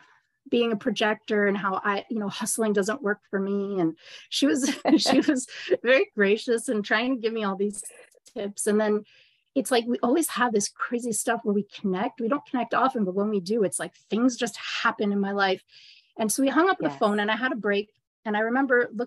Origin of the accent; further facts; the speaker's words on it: Montreal, Quebec, Canada; I am actually from Ra's hometown, Montreal, Canada